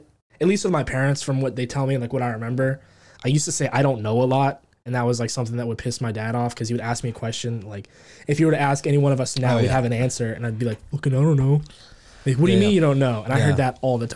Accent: Santa Rosa, California, United States; I grew up in Santa Rosa, but like kind of all over the place because I moved from, you know, west to east Santa Rosa

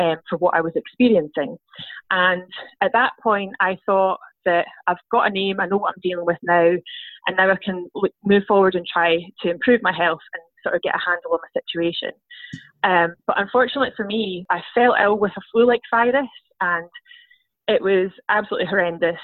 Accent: Scotland, United Kingdom; I'm from Scotland

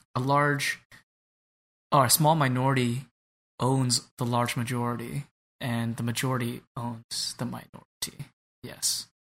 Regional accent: California, United States; now in Chicago, United States; growing up in California

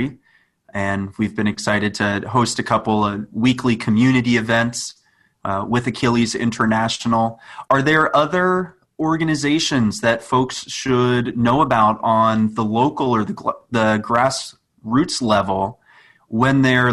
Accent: Annapolis, Maryland, United States; where I grew up in Annapolis, Maryland

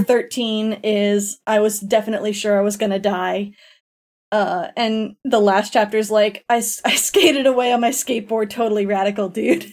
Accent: Florida, United States; moved away; also born or lived in Tennessee; I grew up in Florida

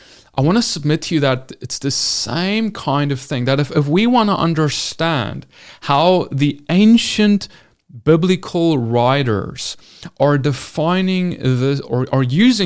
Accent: South Africa; now in United States; When I came into America, I came from South Africa, I moved here.

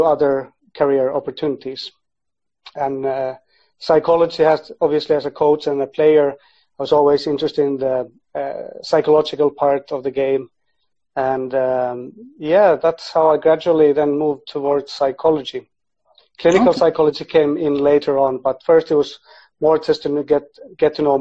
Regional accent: Finland; moved away; also born or lived in Sweden / Iceland / Liverpool; I was born in Sweden and grew up in Finland, and I'm half Icelandic

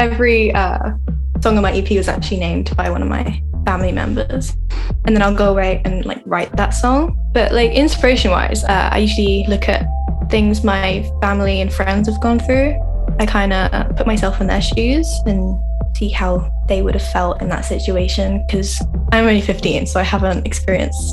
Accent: Brighton, South East England, United Kingdom; I'm from England, Brighton. I've always lived here

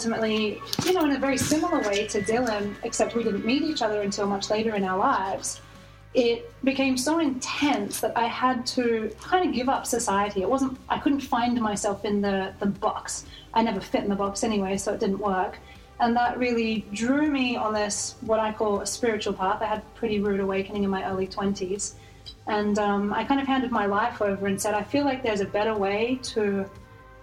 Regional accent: Australia; moved away; I was born in Australia.

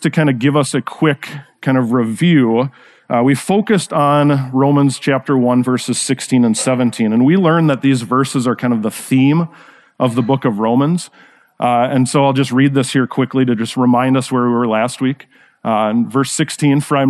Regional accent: Rochester, Minnesota, United States; I grew up actually in Rochester, Minnesota

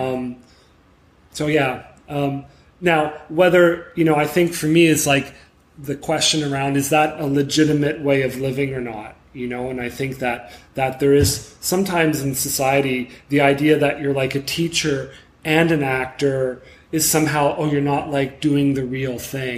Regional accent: Montreal, Quebec, Canada; I'm from Montreal

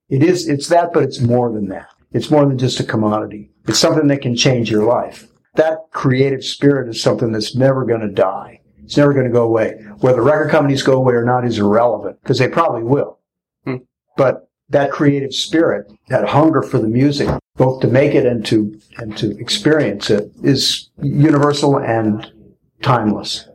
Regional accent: St. Louis, Missouri, United States; when I was growing up in St. Louis, they used to have these dances right around where I grew up

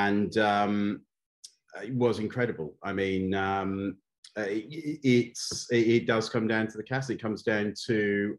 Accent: North Wales, United Kingdom; when I was a kid growing up in North Wales.

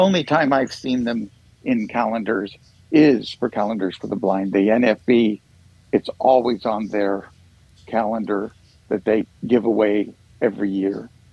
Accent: Oregon City, Oregon, United States; born and raised around Oregon City area

